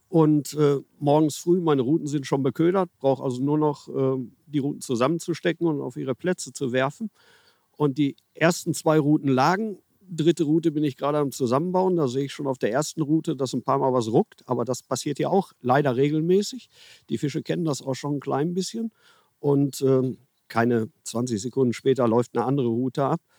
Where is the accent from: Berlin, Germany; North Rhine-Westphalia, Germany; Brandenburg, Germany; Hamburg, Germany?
North Rhine-Westphalia, Germany; Herne; Also ursprünglich komme ich aus Herne und habe dort auch ganz viel die Kanäle meiner Umgebung beangelt.